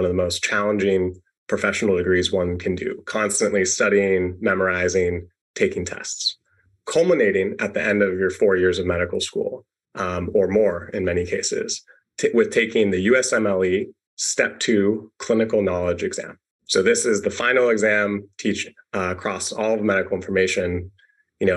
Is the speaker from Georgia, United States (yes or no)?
no; Seattle, Washington, United States; growing up in Seattle